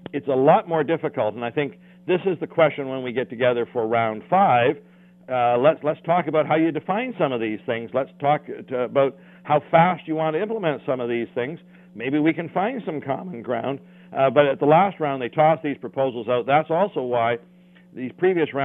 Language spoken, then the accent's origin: English; Canada; as a Canadian